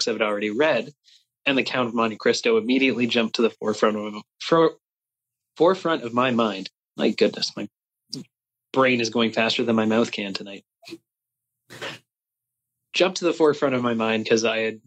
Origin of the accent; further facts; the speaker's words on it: Canada; I don't speak much French, despite being Canadian